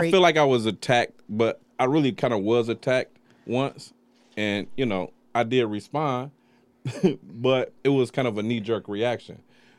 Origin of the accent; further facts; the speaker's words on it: Detroit, Michigan, United States; I was born and raised Finkel and Livernois.